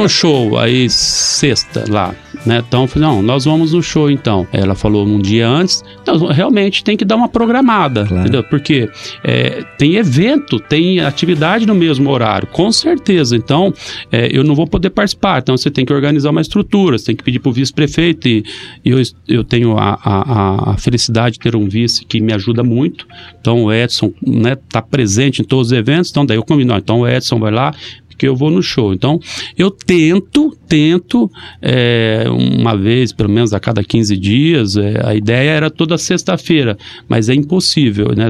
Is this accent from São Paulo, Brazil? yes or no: no; Maringá, Paraná, Brazil; Nasci em Maringá